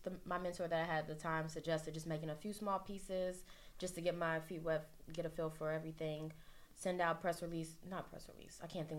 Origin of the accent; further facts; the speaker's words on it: Greensboro, North Carolina, United States; moved away as an adult; now in New York, United States; I'm originally from Greensboro, North Carolina. Okay. I moved up after college in 2016.